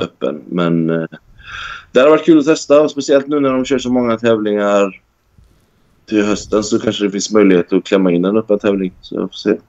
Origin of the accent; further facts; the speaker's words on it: Sweden; moved away as an adult; also born or lived in Norway; now in Dubai, United Arab Emirates; Jag vill ju liksom hem till Sverige.